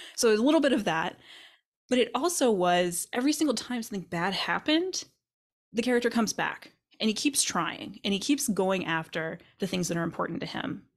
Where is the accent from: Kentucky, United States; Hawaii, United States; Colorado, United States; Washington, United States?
Kentucky, United States; moved away; I grew up in Kentucky